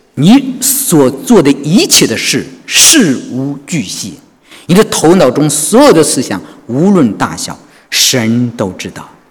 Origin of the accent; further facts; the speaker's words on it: China; moved away as an adult; now in Sydney, Australia; 我觉得我们中国人迷信